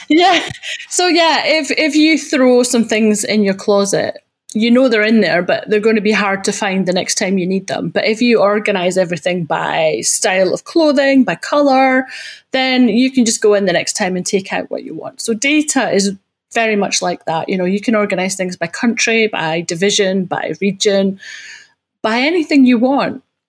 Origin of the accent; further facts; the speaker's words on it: Scotland, United Kingdom; accent: Scottish; now in Guildford, United Kingdom; I'm from Scotland